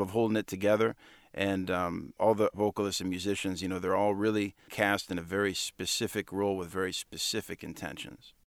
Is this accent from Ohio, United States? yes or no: yes; Cleveland, Ohio, United States; my hometown in Cleveland